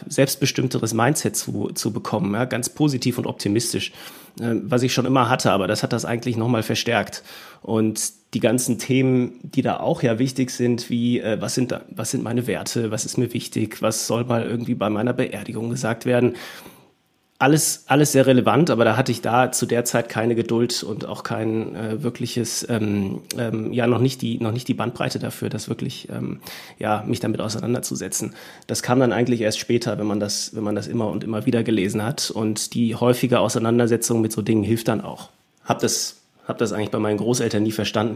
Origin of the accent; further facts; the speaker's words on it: Germany; ich bin dann aufgewachsen in einer äh, deutschen Kleinstadt